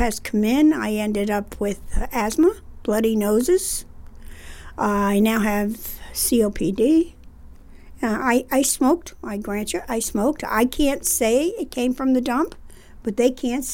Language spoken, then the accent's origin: English; Rensselaer, New York, United States; I grew up here on Willow Street, down in the hollow of the city of Rensselaer